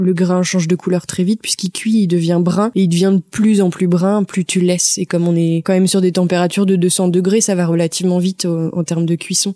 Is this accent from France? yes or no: yes; La Chapelle-Montligeon, Normandy, France; moved away as an adult; also born or lived in L'Aigle / Paris; now in Mortagne-au-Perche, France; J'ai grandi euh, à la Chapelle Montligeon en fait. Puis après toute ma scolarité, collège, lycée, ça a été à Mortagne